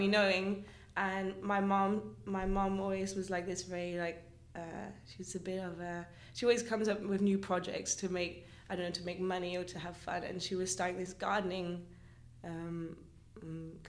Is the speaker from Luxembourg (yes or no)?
yes; Luxembourg; moved away as an adult; now in Rotterdam, Netherlands; I'm from Luxembourg, but I'm half British and half Luxembourgish